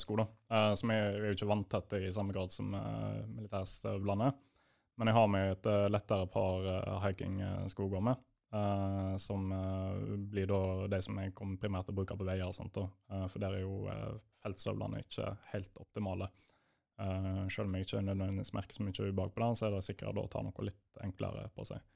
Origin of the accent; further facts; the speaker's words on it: Bergen area, Vestland, Norway; now in Hamar, Norway; jeg bor i Hamar. Og jeg er fra Bergen-området.